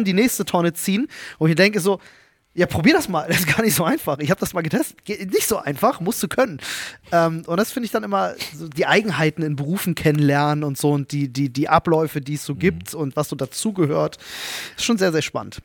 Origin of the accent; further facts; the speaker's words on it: Berlin, Germany; accent: Berlinerisch; in Kontakt mit bestimmten Menschen fange ich an zu Berlinern